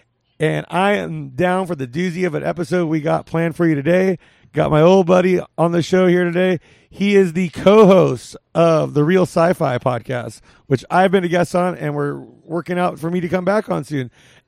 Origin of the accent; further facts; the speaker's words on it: Whittier, California, United States; Whittier, California.